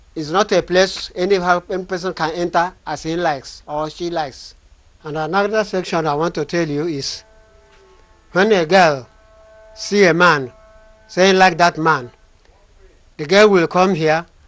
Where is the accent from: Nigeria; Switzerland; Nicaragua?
Nigeria; Abia; from Abambato Autonomous Community in Abia State of Nigeria.